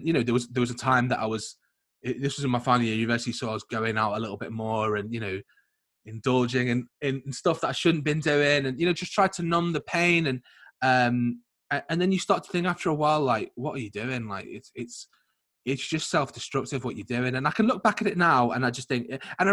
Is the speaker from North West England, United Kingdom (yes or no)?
yes; Liverpool, North West England, United Kingdom; also born or lived in Leeds; I'm from Liverpool